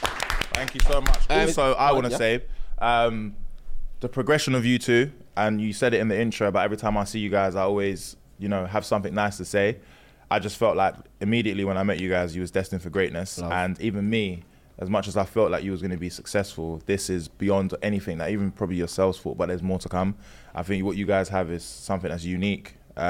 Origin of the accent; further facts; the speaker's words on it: Sierra Leone; Guys, I'm from Sierra Leone.